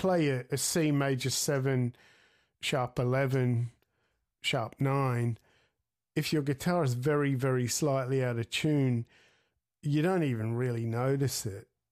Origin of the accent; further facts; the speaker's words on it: Australia; also born or lived in Sydney, Australia; I grew up in Australia in, in the, you know, in the seventies